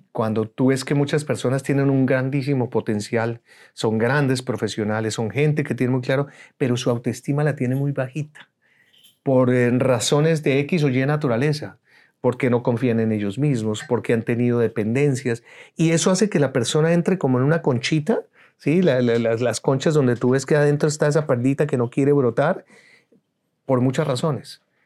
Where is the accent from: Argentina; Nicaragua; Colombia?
Colombia; moved away as an adult; now in United States; Soy colombiano, soy egresado de la Universidad Javeriana, soy comunicador social